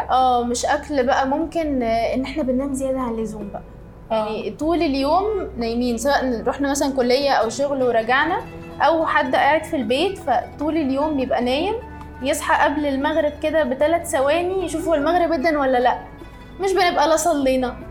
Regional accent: Egypt; احنا طبعاً يعني كمصريين

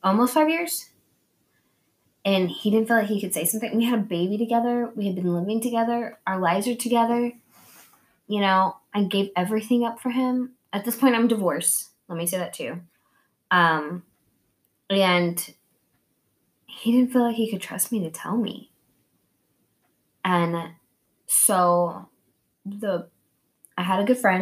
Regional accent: Oklahoma, United States; moved away; also born or lived in Kansas; I'm from Oklahoma and it's, like, meth capital

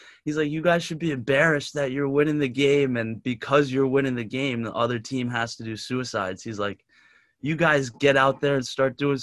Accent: New Jersey, United States; I'm from Jersey

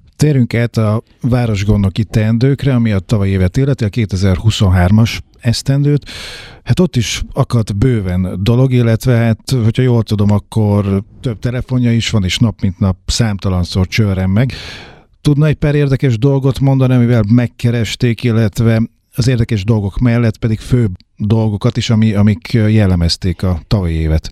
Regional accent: Nyíregyháza, Szabolcs-Szatmár-Bereg, Hungary; mint nyíregyházi lakosok

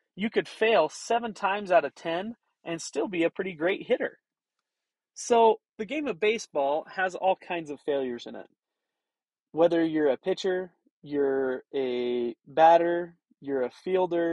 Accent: Wyoming, United States; now in Roosevelt, Utah, United States; I grew up in Wyoming

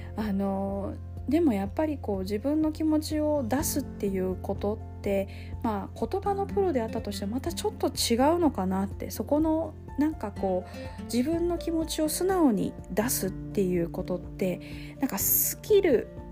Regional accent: Osaka, Japan; 大阪に、ね、私生まれ育ったので

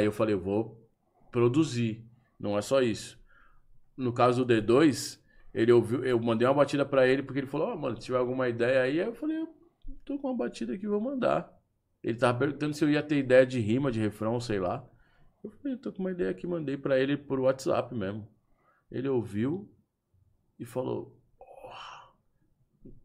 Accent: Brazil; sou do Brasil

